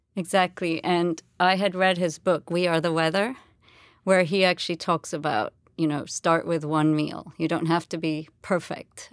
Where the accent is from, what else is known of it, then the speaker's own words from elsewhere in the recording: Jamaica; moved away; also born or lived in England; I was born in Jamaica. I've lived, you know, I was, grew up there my whole life, um, apart from boarding school in England